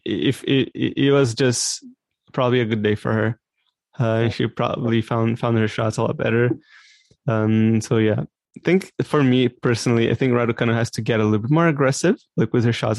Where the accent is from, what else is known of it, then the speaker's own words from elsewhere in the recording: Brazil; now in Canada; I was born and raised in Brazil, but now I live in Canada